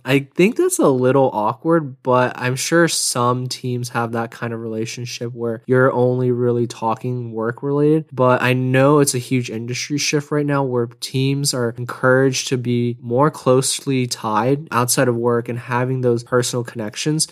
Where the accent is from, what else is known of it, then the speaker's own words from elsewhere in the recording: Houston, Texas, United States; now in Austin, United States; I'm from Houston